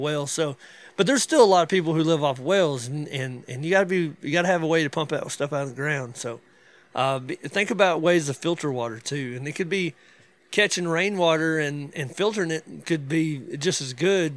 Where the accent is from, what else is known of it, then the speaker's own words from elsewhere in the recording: North Georgia, Western North Carolina, United States; moved away as an adult; now in DeRidder, Louisiana, United States; I'm from North Georgia, West North Carolina